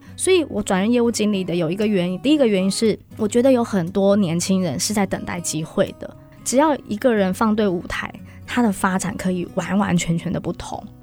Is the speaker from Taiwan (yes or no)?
yes; Taiwan; 一起努力改变我们台湾人对保险的印象。